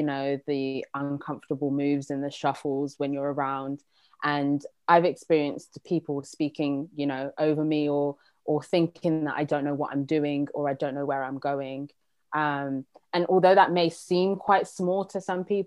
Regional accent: London, United Kingdom; I was born and raised in London

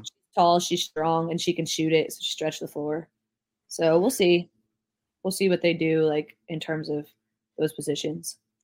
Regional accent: New Jersey, United States; I'm from New Jersey

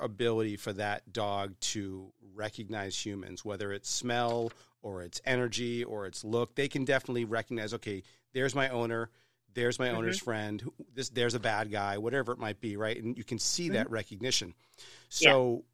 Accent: New Hampshire, United States; I grew up in New Hampshire

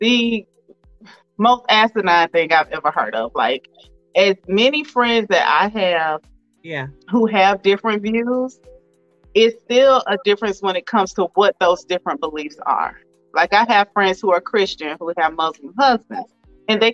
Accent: Swainsboro, Georgia, United States; moved away as an adult; now in Conyers, United States; we're from the same hometown. We grew up not far from each other. So again, like I mentioned, I'm from Swainsboro, Georgia, very small town.

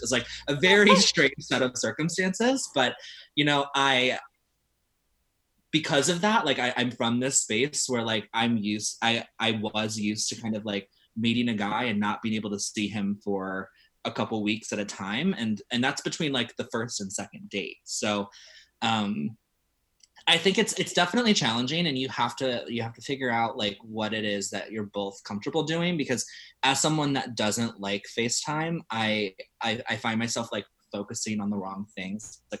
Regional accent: Ohio, United States; I come from like a very specific space in the world, but I don't feel that bad. Like, I grew up in Ohio where, you know, to go on a date

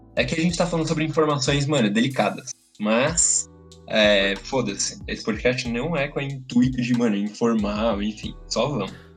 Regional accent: Brazil; eu sou brasileiro

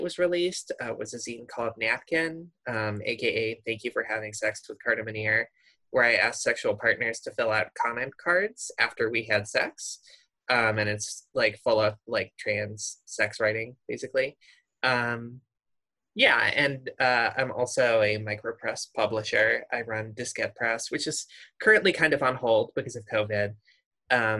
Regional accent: Midwest, United States; I grew up in the Midwest

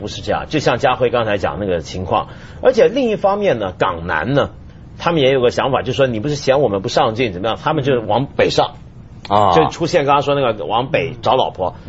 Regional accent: Guangdong, China; 我我们广东人内部矛盾

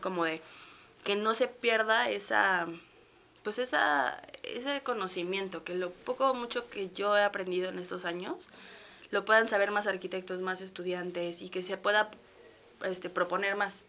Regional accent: Mexico; also born or lived in Barcelona, Spain; ser mexicana y tener todas las o sea, todos los derechos y tener todas las posibilidades aquí

